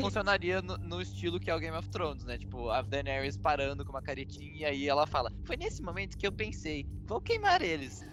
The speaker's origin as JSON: {"language": "Portuguese", "country": "Brazil", "said": "a gente é brasileiro"}